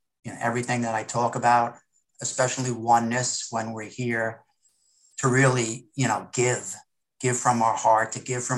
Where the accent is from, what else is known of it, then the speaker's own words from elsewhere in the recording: Jersey Shore, New Jersey, United States; I was raised on the Jersey Shore